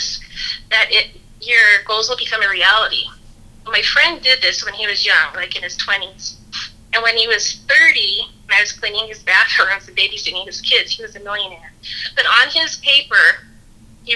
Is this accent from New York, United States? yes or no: no; Las Vegas, Nevada, United States; I grew up in Las Vegas